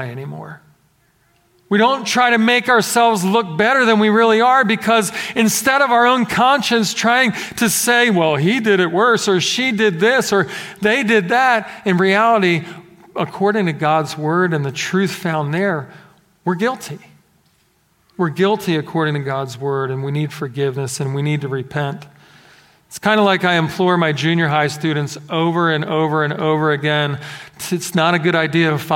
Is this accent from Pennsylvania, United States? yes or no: yes; Philadelphia, Pennsylvania, United States; growing up in Philadelphia, we did have some snowfall.